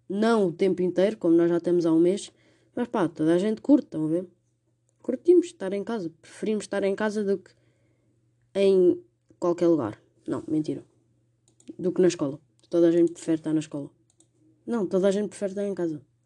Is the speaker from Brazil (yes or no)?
no; Portugal; como portugueses